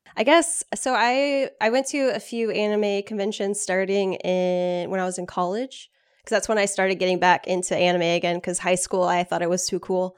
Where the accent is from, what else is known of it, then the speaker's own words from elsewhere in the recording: Austin, Texas, United States; I grew up in Austin